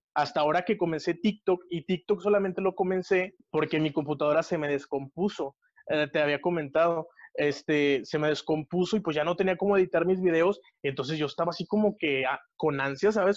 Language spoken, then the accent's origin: Spanish; Monterrey, Nuevo León, Mexico; yo soy de Monterrey, Nuevo León, México